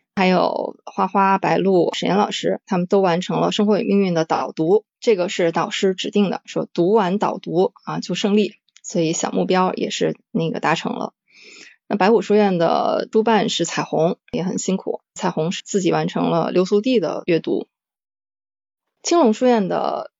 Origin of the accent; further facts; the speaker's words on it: Northeast China, China; 我是来自东北的猫